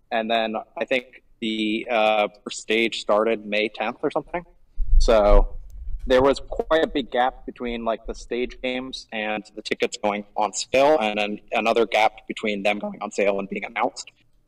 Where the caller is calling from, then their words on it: Gwangju, South Korea; I am calling from a cafe in Gwangju, South Korea.